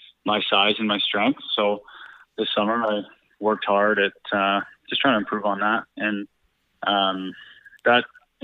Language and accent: English; Lower Mainland, British Columbia, Canada; growing up in the Lower Mainland playing minor lacrosse